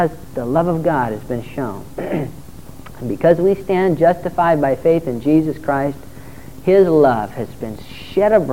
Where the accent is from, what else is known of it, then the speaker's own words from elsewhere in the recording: Torrance, California, United States; I was just a little bitty guy, and I grew up in Torrance, and we have some pretty decent waves there